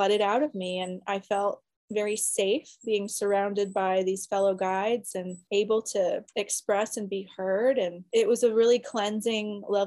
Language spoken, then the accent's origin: English; Florida, United States; I grew up in Florida near the ocean.